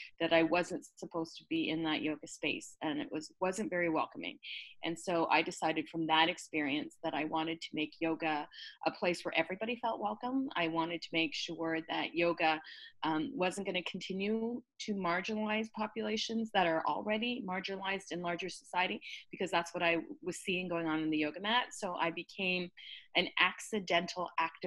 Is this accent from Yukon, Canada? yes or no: no; Burlington, Ontario, Canada; I'm Canadian, born and raised in a smaller town. It used to be like a dirt road when I was growing up, but it's the thriving metropolis now at Burlington